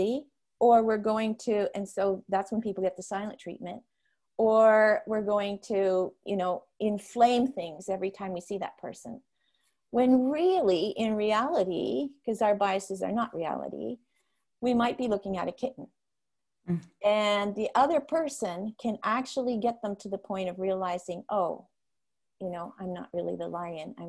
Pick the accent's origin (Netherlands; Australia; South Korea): Netherlands; first language Dutch; English is a second language; now in North America; my home country is Holland. And so I had the opportunity to do that just before COVID. I did teaching in the classrooms, demonstration lessons there in my first language